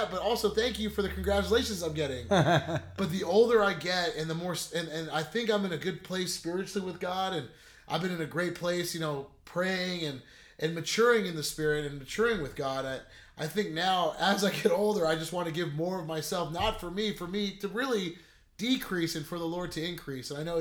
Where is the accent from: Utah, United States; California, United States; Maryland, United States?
California, United States; La Quinta; I grew up in La Quinta, California, and I grew up in the Cove